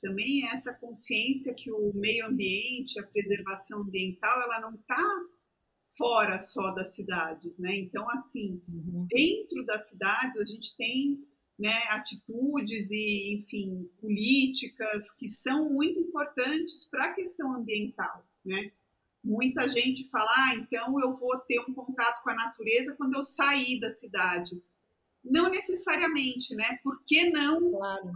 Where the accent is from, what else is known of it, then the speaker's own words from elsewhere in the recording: Embu das Artes, São Paulo, Brazil; now in São Paulo, Brazil; eu mesma não cresci né, em São Paulo, eu cresci no Embu, que é perto de São Paulo